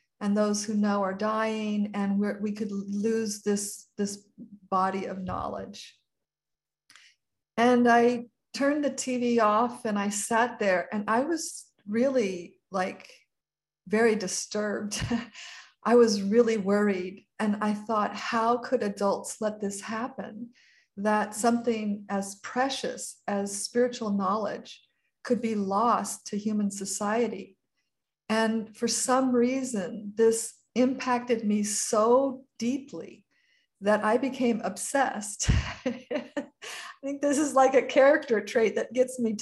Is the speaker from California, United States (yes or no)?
yes; Marin County, California, United States; also born or lived in San Francisco, California; was in Marin County in my childhood home